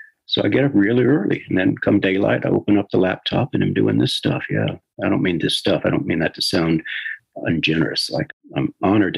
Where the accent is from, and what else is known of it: Houston, Texas, United States; born or raised there